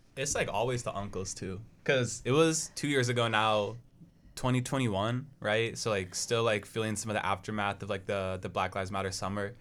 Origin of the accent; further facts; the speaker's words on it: Portland, United States; moved away; I am from Portland